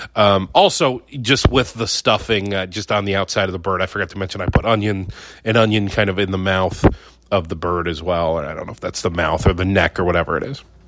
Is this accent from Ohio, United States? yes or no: yes; Ohio, United States; moved away; I'm from Ohio